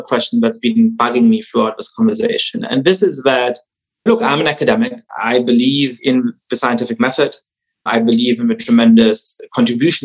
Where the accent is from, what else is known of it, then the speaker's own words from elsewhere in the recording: Germany; I grew up Jewish in Germany